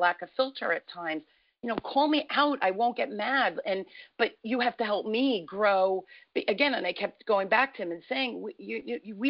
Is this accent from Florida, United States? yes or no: no; Newark, New Jersey, United States; I grew up in Newark, New Jersey